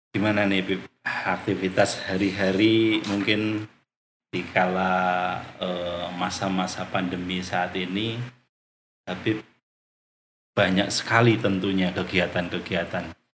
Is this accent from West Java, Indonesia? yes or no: no; Wonosobo, Central Java, Indonesia; moved away as an adult; also born or lived in Semarang; now in Cilacap, Indonesia; saya asli dari Wonosobo.